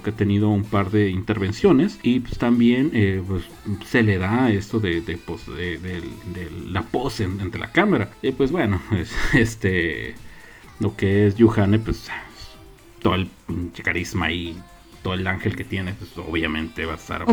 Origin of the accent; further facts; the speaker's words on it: Mexico; somos mexicanos